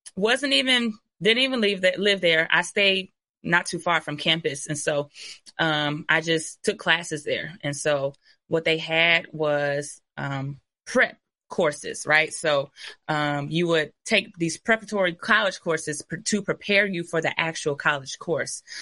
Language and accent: English; Ypsilanti, Michigan, United States; I'm literally from the city of Ypsilanti